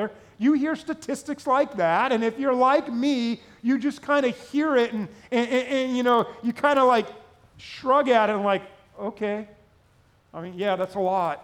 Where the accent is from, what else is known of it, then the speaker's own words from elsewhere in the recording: Southern California, United States; growing up in Southern California